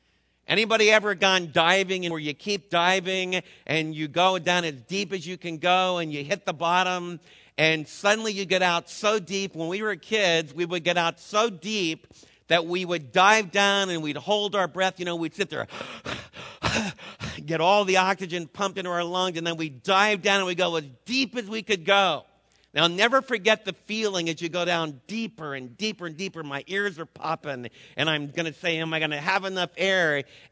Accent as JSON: {"language": "English", "town": "Schroon Lake", "region": "New York", "country": "United States", "tie": "born or raised there", "moved": "yes", "lives_now": "Texas, United States", "said": "Probably my earliest memories go back to being raised in a lake. I was raised on Scroon Lake. And when I came to Texas, one of the things I had to get used"}